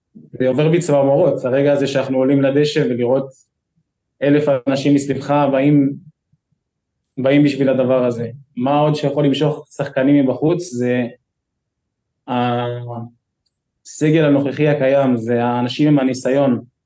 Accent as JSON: {"language": "Hebrew", "town": "Kfar Saba", "region": "Central District", "country": "Israel", "tie": "born or raised there", "said": "אני כל החיים שלי גדלתי בכפר סבא"}